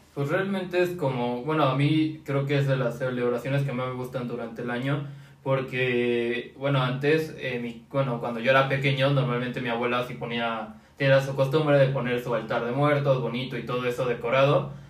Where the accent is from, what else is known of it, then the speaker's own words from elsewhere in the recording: Mexico; en los pueblos también tenemos como esa costumbre, bueno, aquí en México